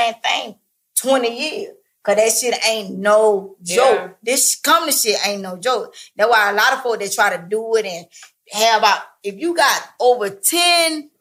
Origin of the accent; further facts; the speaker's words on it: Atlanta, Georgia, United States; I'm from Atlanta, born and raised